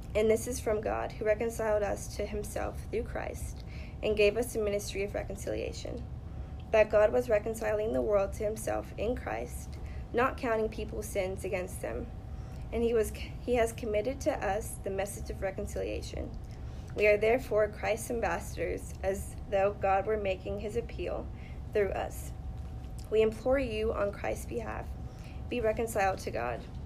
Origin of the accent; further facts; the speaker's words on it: Los Angeles, California, United States; I grew up in Los Angeles, California